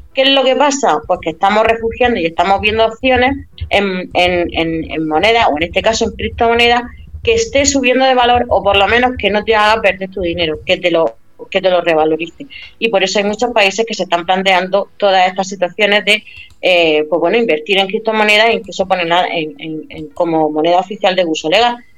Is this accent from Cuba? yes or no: no; Spain; soy española